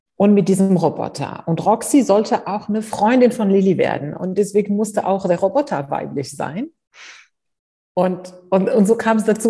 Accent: Morocco; moved away as an adult; also born or lived in Spain / United States; now in Germany; Ich bin in Afrika aufgewachsen, ich bin in Marokko aufgewachsen, ich habe in Spanien studiert

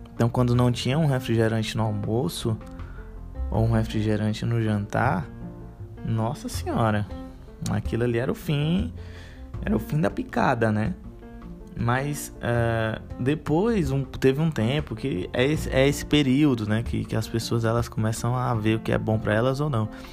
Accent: Fortaleza, Ceará, Brazil; aqui em Fortaleza a gente chama de chilito

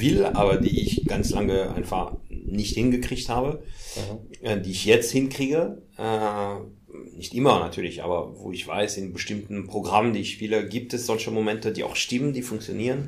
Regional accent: Paris, Île-de-France, France; German is a second language; also born or lived in Hamburg; now in Germany; ich bin in Paris geboren und komme tatsächlich aus Paris

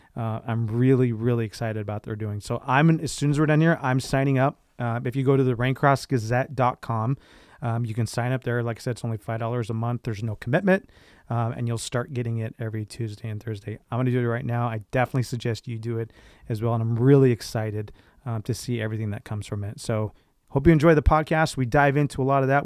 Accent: Riverside, California, United States; also born or lived in North Carolina; I grew up in Mission Grove.

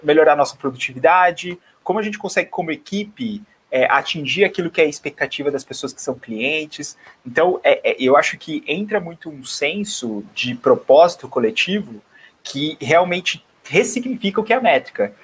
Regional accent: Bauru, São Paulo, Brazil; moved away as an adult; now in São Paulo, Brazil; eu estou em São Paulo, mas eu sou natural do interior de Bauru, de, de, de do estado, então eu sou de Bauru

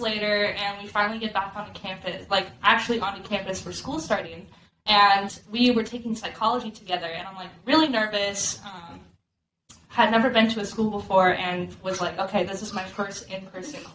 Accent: Arizona, United States; I am a Arizona born and raised. I'm from Arizona.

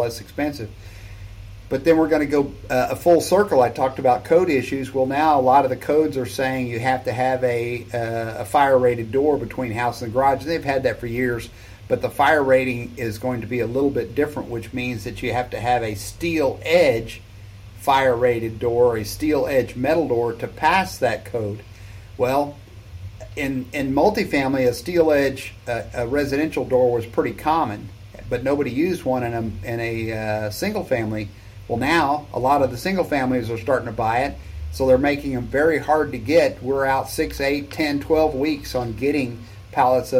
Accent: South Texas, United States; I'm from Texas, right? South Texas. We don't have basements here

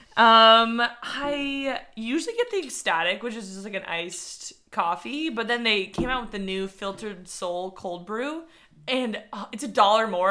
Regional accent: San Diego, California, United States; I grew up in San Diego.

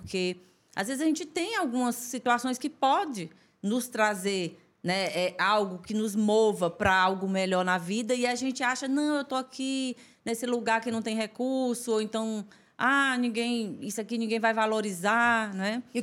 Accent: Esperantina, Piauí, Brazil; É, eu sou de Esperantina, né? Tudo começou em Esperantina.

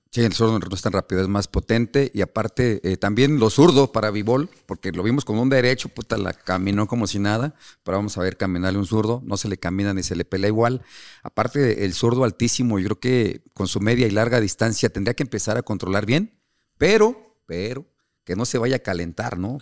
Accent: Mexico City, Mexico; yo soy de la Ciudad de México

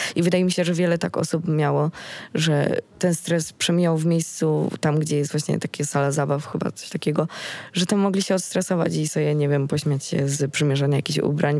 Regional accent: Sieradz, Łódź Voivodeship, Poland; na konkursie ogólnopolskim u nas właśnie, u mnie w Sieradzu

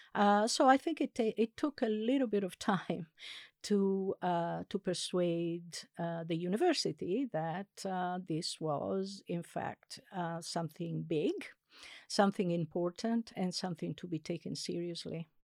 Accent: Italy; first language Italian; English is a second language; moved away; I'm actually Italian. I, I, uh, I was born and raised in Italy, and I grew up as a passive bilingual

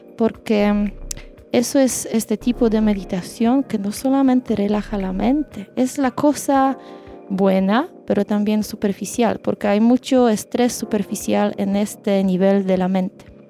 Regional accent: Poland; Spanish is a second language; moved away as an adult; now in Chile; somos de Polonia

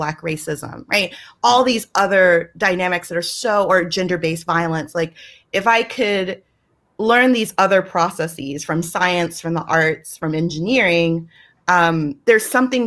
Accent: the South, United States; I'm from the South, and I am very proud to be from the South, and that will always be a part of me

